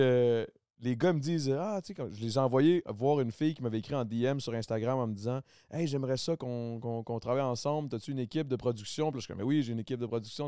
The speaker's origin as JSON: {"language": "French", "region": "Quebec", "country": "Canada", "accent": "Québécois", "said": "je, me, parle très québécois"}